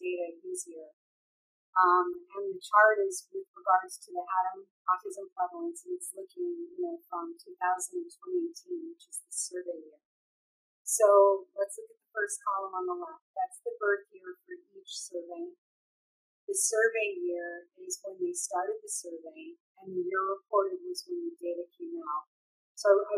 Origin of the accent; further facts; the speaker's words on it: California, United States; I'm from California